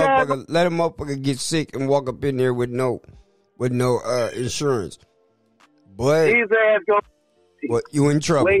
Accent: San Francisco, California, United States; also born or lived in Stockton, California; I was raised in a culture, being in Stockton with my cousins, and just being around that shit. But I'm from Hunters Point. I'm from San Francisco.

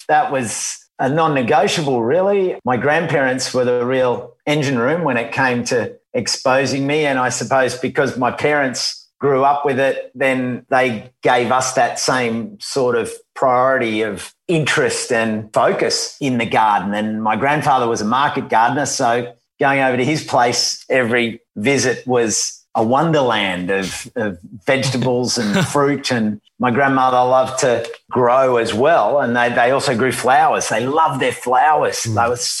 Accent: Sydney, New South Wales, Australia; I was born in Sydney, in Darlinghurst at the St. Margaret's Hospital there. And then I grew up in Bondi. And then it was interesting because I took my first steps on my godfather's farm out at near Mudgee in a place called Bylong

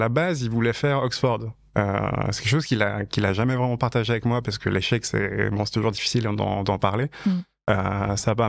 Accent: Payerne, Vaud, Switzerland; je suis né en 1987 en Suisse.

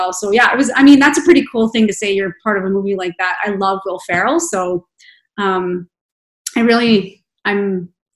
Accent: Red Deer, Alberta, Canada; also born or lived in Calgary; now in Edmonton, Canada; I grew up in Red Deer

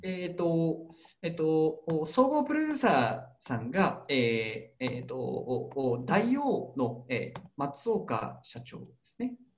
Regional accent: Karatsu, Saga, Japan; 僕が出身でもある唐津の唐津焼き

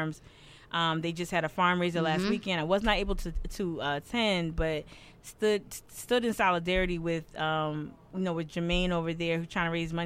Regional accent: Northeast, United States; now in Charleston, United States; I'm from the Northeast

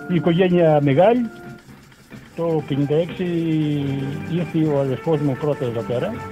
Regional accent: Greece; moved away; όταν ήρθαμε από την Ελλάδα, δεν ξέραμε πώς είναι το ανθρακοριχείο.

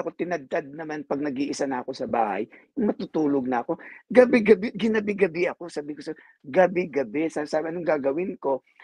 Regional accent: Philippines; now in United States; kasi Filipino ako

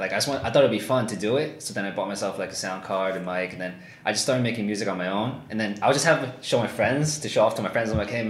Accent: Cresskill, New Jersey, United States; Even my friends don't even know I'm from Creskill. Like, they just know I'm from, like, Jersey, East Side, New York, like, that area. But they don't know, like, I never even told anyone I'm from Creskill.

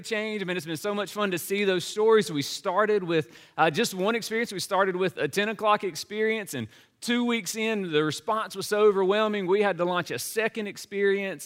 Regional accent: Laurel, Mississippi, United States; moved away as an adult; also born or lived in Nashville, Tennessee; my hometown of Laurel, Mississippi

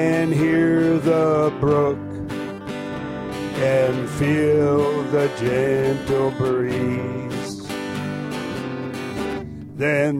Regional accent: Dillingham, Alaska, United States; moved away; I'm originally from Dillingham

